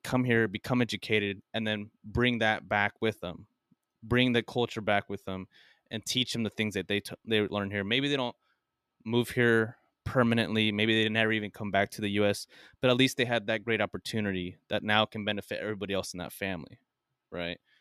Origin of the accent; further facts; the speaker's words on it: United States; being American